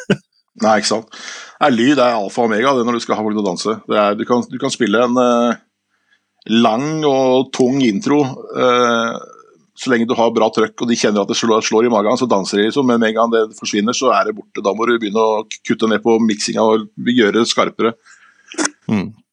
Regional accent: Skien, Vestfold og Telemark, Norway; moved away; also born or lived in Stavanger; jeg er fra Skien, men jeg bodde i Stavanger.

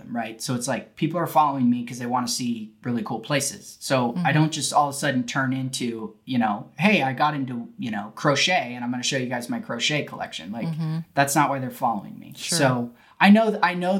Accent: California, United States; now in Texas, United States; I was born in California

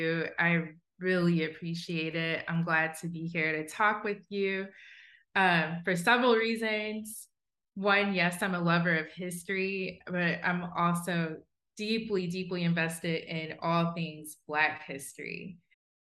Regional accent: Southwest Ohio, United States; I grew up in Southwest Ohio

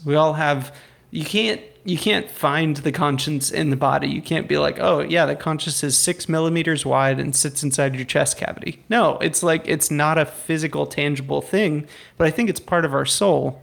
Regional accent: United States; I'm an American

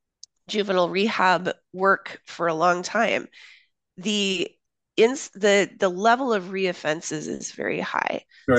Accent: Papua New Guinea; I grew up in Papua New Guinea. So my parents worked overseas when I was a kid. I lived there from middle school through high school.

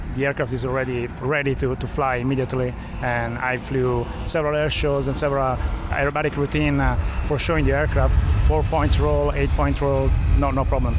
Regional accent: Florence, Tuscany, Italy; I come from Italy, from Florence

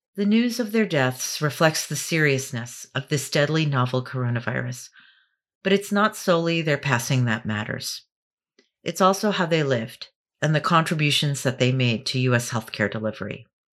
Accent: New York City, New York, United States; moved away; I'm the daughter of Filipino immigrants born and raised in New York City

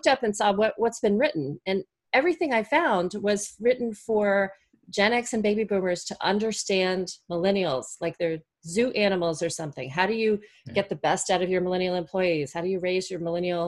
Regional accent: Florida, United States; I was born in Florida in the US

